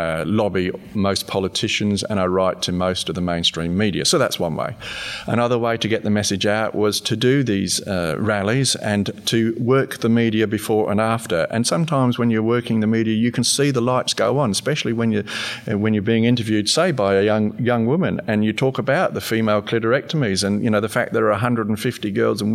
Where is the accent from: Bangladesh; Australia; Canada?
Australia